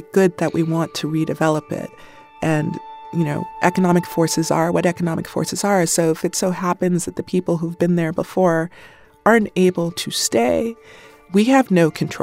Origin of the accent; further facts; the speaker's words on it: Oakland, California, United States; I grew up here in the Bay Area in Oakland